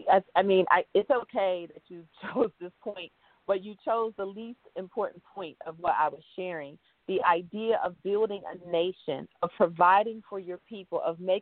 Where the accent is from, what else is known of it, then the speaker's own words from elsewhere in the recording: Jackson, Mississippi, United States; now in Ghana; You know, I'm from Jackson, Mississippi, and I've been living here in Ghana for the last 50 years.